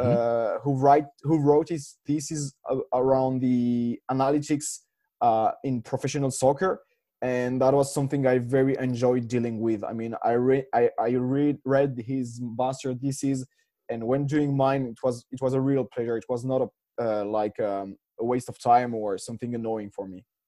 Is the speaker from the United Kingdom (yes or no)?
no; France; moved away as an adult; also born or lived in Switzerland / Reims, France / Dublin, Ireland; now in Berlin, Germany; I come from France, but I'm half French, half Swiss.